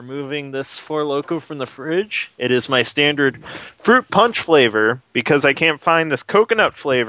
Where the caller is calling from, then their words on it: Quebec, Canada; I'm calling from Quebec.